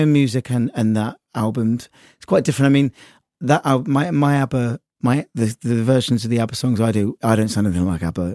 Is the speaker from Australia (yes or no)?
no; Sudbury, East of England, United Kingdom; accent: West Country; moved away as an adult; now in Brighton, United Kingdom; my hometown, actually, in Sudbury